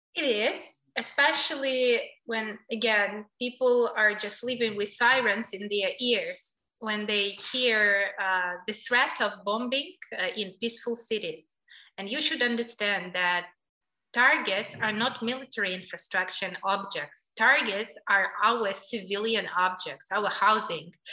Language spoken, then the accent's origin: English; Kyiv, Ukraine; I'm from Kiev and I really love my city